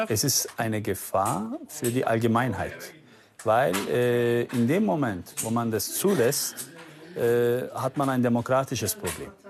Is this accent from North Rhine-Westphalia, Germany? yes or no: no; Munich, Bavaria, Germany; Ich bin in München geboren, ja.